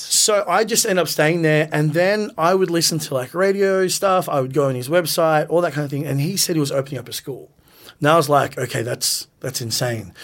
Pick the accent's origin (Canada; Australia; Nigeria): Australia; Melbourne, Victoria; we grew up in the West, you know, so it was really far